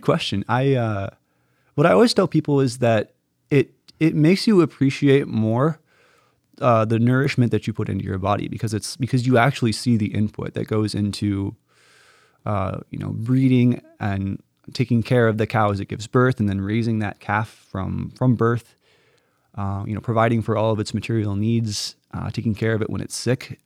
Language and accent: English; the Ozarks, Missouri, United States; moved away as an adult; also born or lived in Notre Dame, Indiana; now in Stamford, United States; I'm originally from Missouri. So I'm the oldest of four siblings. I have, uh, two younger sisters and a younger brother. And I grew up on a, um, on a beef cattle farm in mid-Missouri in the Ozarks.